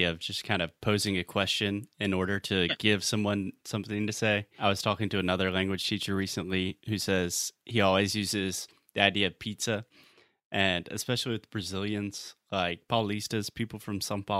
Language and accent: English; Chicago, Illinois, United States; I'm like, "Well, I'm from Chicago. We have the best pizza in the world